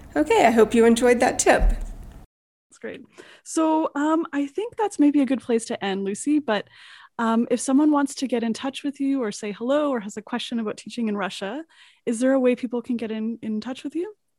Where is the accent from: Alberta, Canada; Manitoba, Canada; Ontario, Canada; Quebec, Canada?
Alberta, Canada; Edmonton; moved away as an adult; also born or lived in South Korea; now in Vancouver, Canada; I grew up in Edmonton